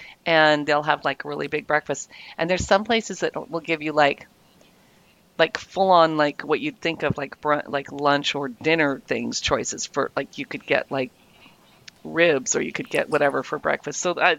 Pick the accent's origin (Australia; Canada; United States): Canada; West Coast of Canada; I'm from the West Coast